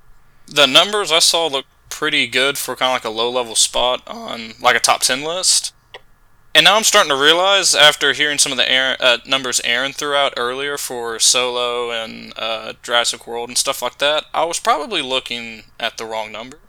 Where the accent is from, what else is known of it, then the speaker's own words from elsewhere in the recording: Brenham, Texas, United States; When I grew up in Brenham